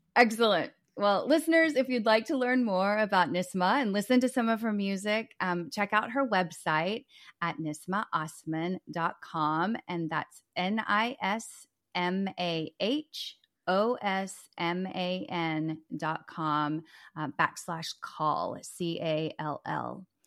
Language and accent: English; Dallas, Texas, United States; also born or lived in Los Angeles, California; I'm from Dallas.